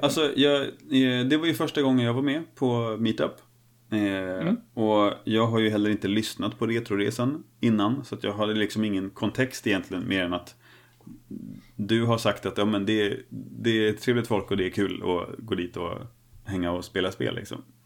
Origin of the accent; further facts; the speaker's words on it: Snavlunda, Örebro County, Sweden; moved away; byn där jag är uppvuxen